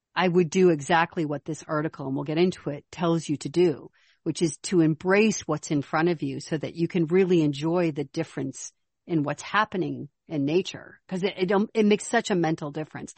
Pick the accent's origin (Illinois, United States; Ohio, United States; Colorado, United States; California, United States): Illinois, United States; Chicago; moved away; also born or lived in Minnesota / Arizona; I'm not from Minnesota, I'm from Chicago, which is cold and windy